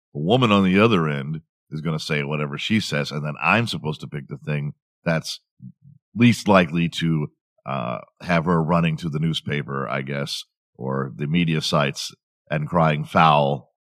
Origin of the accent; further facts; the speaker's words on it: Houston, Texas, United States; I grew up in Houston